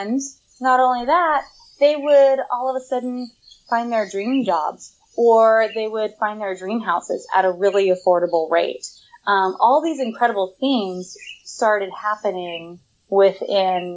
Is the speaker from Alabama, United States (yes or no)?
no; Portland, Oregon, United States; moved away as an adult; now in Southern California, United States; I left my hometown of Portland, Oregon in January, and now I'm in Southern California